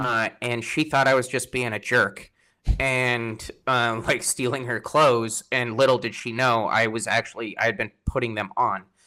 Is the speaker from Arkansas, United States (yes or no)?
no; Colorado, United States; moved away as an adult; also born or lived in San Antonio, Texas; now in Washington, United States; I'm from Colorado originally